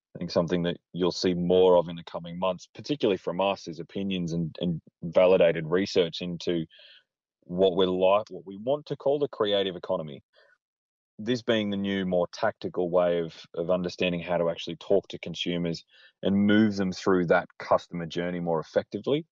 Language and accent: English; Australia; born or raised there